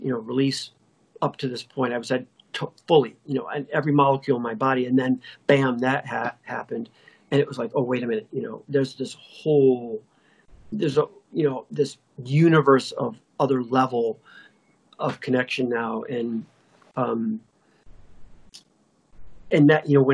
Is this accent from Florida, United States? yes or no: no; Detroit, Michigan, United States; Detroit's my hometown